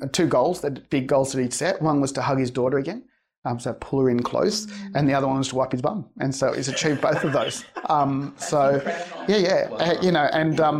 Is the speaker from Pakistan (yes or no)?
no; Australia; I'm Australian born from Spanish migrants